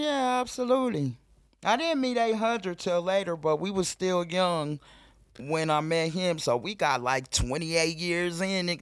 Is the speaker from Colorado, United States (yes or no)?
yes; Denver, Colorado, United States; I grew up in Montbello